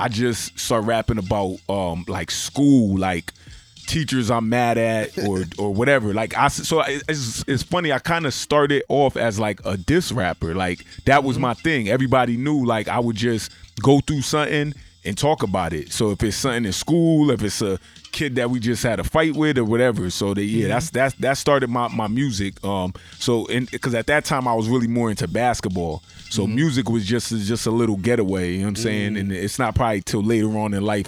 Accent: Norwalk, Connecticut, United States; also born or lived in Bridgeport, Connecticut / Jamaica (ancestry); Originally, Norwalk, South Norwalk, Connecticut. Okay. Project by the name of Washington Village, a.k.a. D-Block.

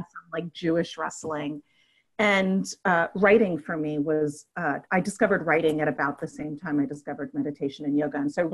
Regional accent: New York City, New York, United States; also born or lived in Manhattan; now in Washington, D.C., United States; born and raised in Brooklyn and then Queens, and lived for a while in Manhattan

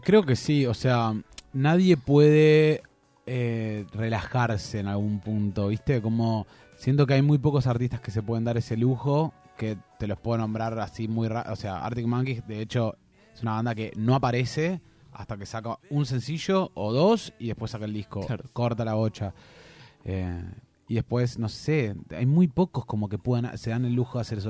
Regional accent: Argentina; nosotros siendo argentinos y argentinas

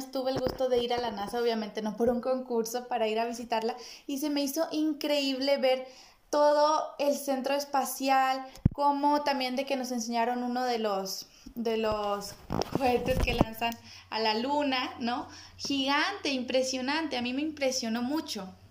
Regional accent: Mexico; Porque es una cultura totalmente diferente a nuestra cultura como mexicanos.

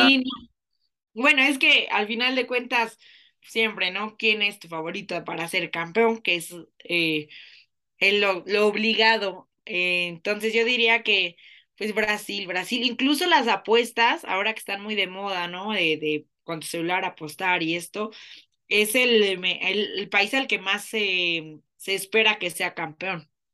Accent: Mexico

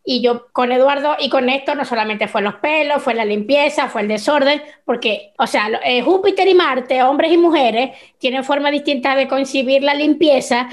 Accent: Venezuela; moved away as an adult; now in Chile; nosotros venimos de la Venezuela de la escasez, fue cuando nosotros emigramos

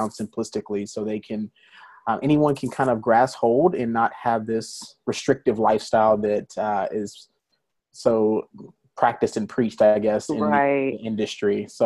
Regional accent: Birmingham, Alabama, United States; moved away as an adult; also born or lived in Atlanta, Georgia; now in Dallas, United States; I'm originally from Alabama, born and raised Birmingham, Alabama. So I'm a Southern boy.

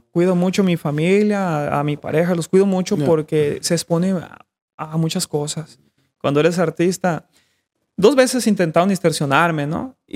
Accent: Mexico; No, yo soy de México.

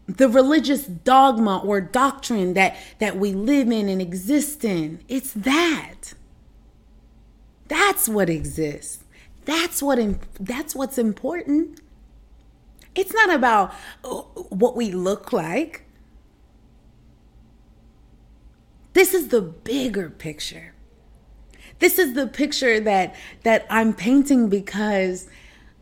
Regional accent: United States; moved away as an adult; also born or lived in China; as Americans

